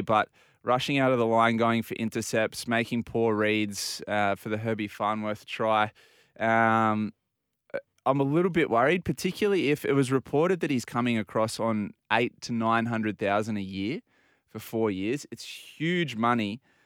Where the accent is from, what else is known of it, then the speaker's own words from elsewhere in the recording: Port Macquarie, New South Wales, Australia; also born or lived in Bondi; now in Sydney, Australia; I grew up in Port Macquarie